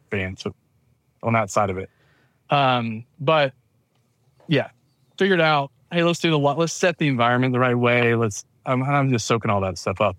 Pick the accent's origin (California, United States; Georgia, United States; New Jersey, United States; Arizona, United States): Georgia, United States; town north of Atlanta; accent: southern; grew up in the South, in Georgia, uh, town north of Atlanta